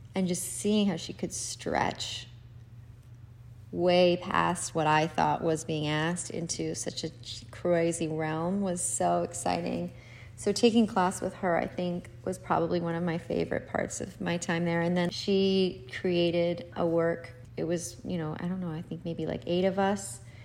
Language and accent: English; Salt Lake City, Utah, United States; I grew up in Salt Lake City, Utah